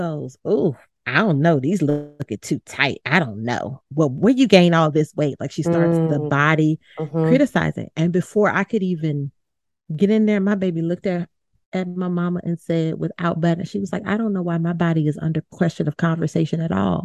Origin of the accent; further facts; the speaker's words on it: Baton Rouge, Louisiana, United States; moved away; I'm originally from Baton Rouge, Louisiana, so I always refer back to that as home.